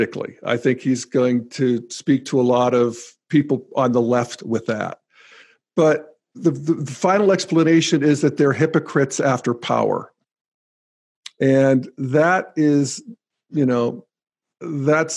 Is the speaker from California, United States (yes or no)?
no; Western Pennsylvania, United States; my home country, Western Pennsylvania